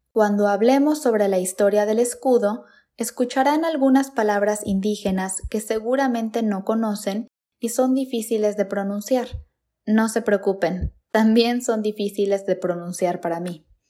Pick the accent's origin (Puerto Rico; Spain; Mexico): Mexico; lo que somos los mexicanos